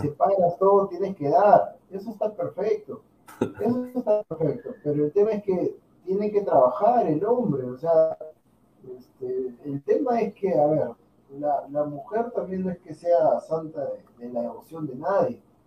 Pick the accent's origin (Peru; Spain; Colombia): Peru; somos peruanos